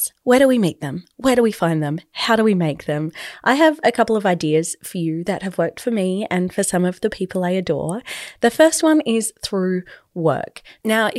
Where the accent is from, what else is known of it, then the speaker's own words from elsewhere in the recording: Adelaide, South Australia, Australia; if you are from a small city like I am, I'm from Adelaide